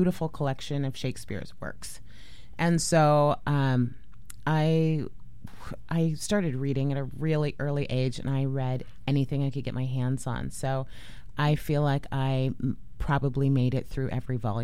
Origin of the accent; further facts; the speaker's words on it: San Juan Islands, Washington, United States; also born or lived in Portland, Oregon; I grew up in the San Juan Islands, actually splitting my time between the San Juan Islands and Portland, which is where my dad lived